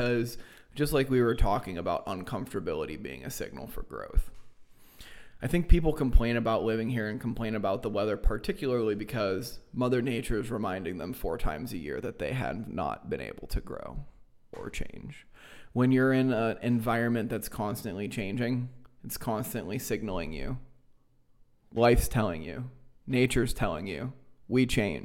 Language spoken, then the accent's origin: English; Erie, Pennsylvania, United States; I was born and raised here. I grew up in Harbor Creek